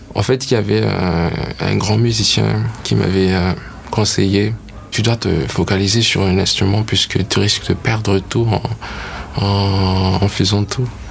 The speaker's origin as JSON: {"language": "French", "country": "Madagascar", "also_born_or_lived": "United States"}